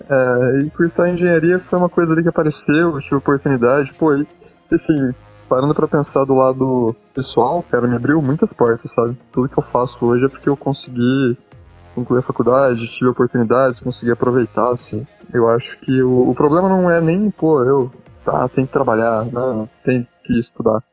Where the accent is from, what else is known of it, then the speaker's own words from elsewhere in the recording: Campinas, São Paulo, Brazil; sou de Campinas